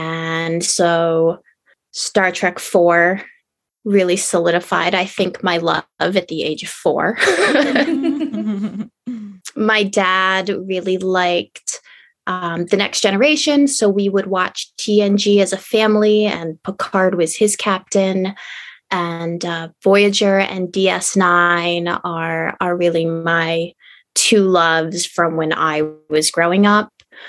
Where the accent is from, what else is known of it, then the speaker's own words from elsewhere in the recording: Central New York, United States; ended up moving back to Central New York, where I was born and grew up.